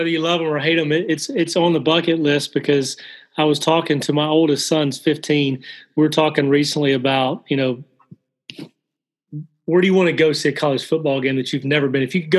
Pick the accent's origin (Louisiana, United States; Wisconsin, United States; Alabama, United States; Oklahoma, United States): Alabama, United States; I grew up in the South, not a lot of love for Notre Dame. You either love Notre Dame or hate it. And not a lot of love. I grew up in the state of Alabama.